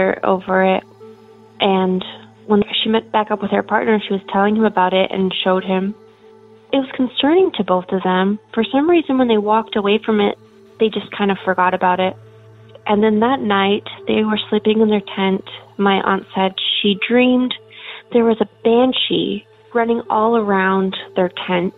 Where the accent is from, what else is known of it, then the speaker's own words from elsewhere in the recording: Portland, Oregon, United States; I'm from Portland, Oregon.